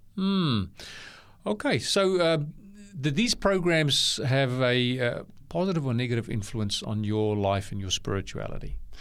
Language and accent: English; Bellville, Western Cape, South Africa; now in Australia; I was born in Bellville, which is a neighboring suburb.